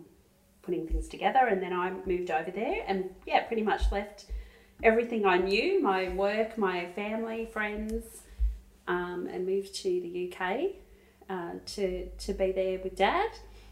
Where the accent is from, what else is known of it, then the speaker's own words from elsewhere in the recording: Traralgon, Victoria, Australia; now in Melbourne, Australia; So I was actually living in Melbourne. I was moved from Gippsland, from Traralgon, living in Melbourne for 6 months working at Channel 9.